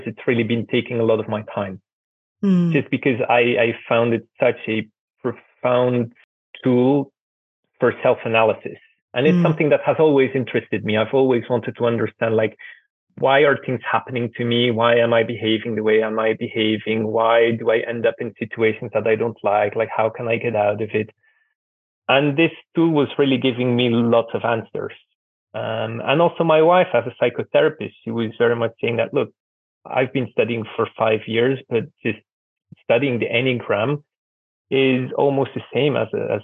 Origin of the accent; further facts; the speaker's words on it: Belgium; moved away as an adult; also born or lived in Russia / Tajikistan / Georgia / Belarus; now in Ukraine; I'm originally from Belgium. I grew up there, went to school, university